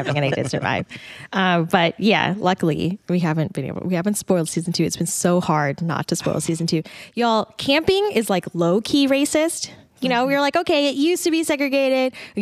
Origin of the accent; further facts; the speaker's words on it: Dallas, Texas, United States; also born or lived in Atlanta; now in Austin, United States; I grew up, I'm from Dallas